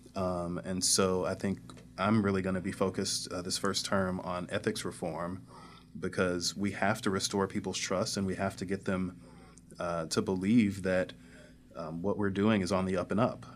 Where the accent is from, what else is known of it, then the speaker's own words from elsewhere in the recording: Northwoods, Missouri, United States; I grew up in North Saint Louis County